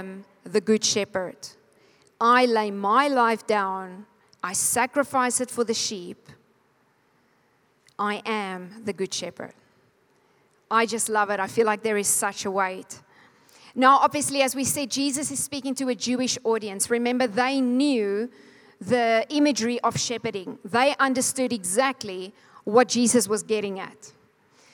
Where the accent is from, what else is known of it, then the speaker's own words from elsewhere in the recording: Calvinia, Northern Cape, South Africa; now in Namibia; I was born in Kalfinia. Wie weet waar is Kalfinia? 3 mense. Dis in die Namakwa-land. It's about Cape Town, 4 hours north